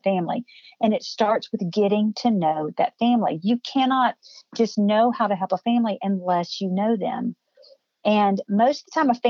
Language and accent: English; Cookeville, Tennessee, United States; here in my hometown